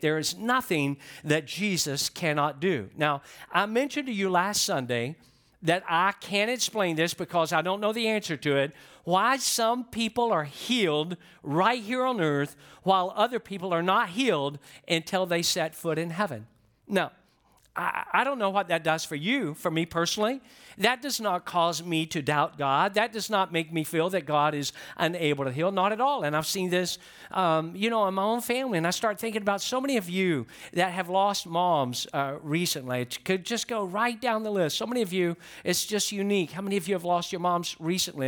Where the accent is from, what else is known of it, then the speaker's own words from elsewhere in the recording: Georgia, United States; I'm from Georgia